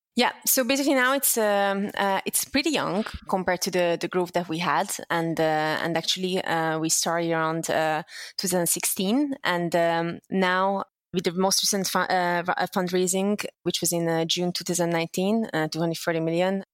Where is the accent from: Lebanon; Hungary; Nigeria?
Hungary; English is a second language; moved away as an adult; also born or lived in Netherlands; I was born and raised in Hungary